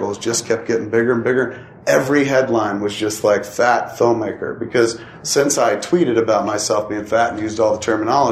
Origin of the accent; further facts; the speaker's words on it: United States; I'm an American